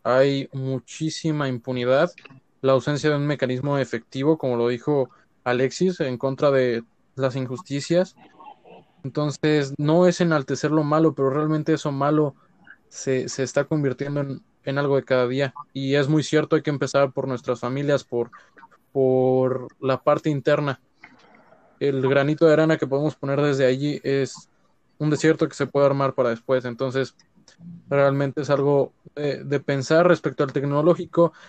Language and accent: Spanish; Mexico; somos mexicanos y que nos gusta ser mexicanos